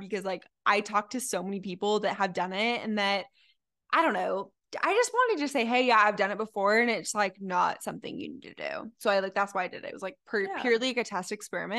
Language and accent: English; Utah, United States; moved away as an adult; now in Arizona, United States; I grew up in Utah